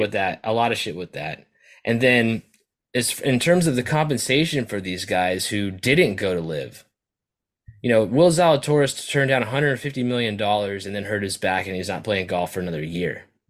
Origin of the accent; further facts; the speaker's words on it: California, United States; as a Californian